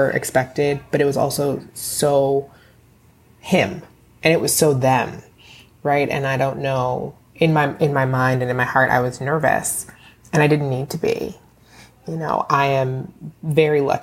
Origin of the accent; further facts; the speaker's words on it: Bowie, Maryland, United States; now in Bronx, United States; I am originally from Bowie, Maryland, and now I live in the Bronx